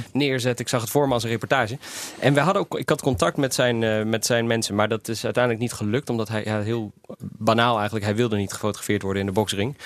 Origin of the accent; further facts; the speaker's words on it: Netherlands; also born or lived in Albania; Ik als West-Europeaan, als Nederlander